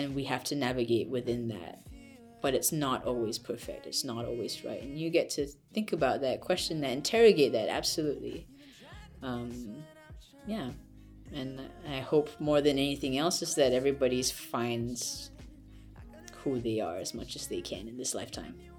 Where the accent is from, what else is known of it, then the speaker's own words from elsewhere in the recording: Malaysia; moved away as an adult; now in United States; I am Malaysian, I came to U S to study